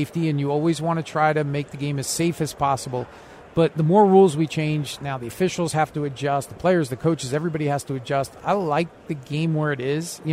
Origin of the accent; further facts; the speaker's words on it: East Coast, United States; now in West Coast, United States; I grew up on the East Coast. I live on the West Coast now